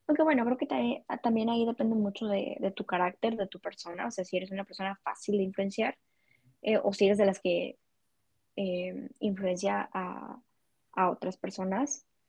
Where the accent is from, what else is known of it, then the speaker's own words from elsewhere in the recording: Culiacán, Sinaloa, Mexico; yo soy originaria de Culiacán, Sinaloa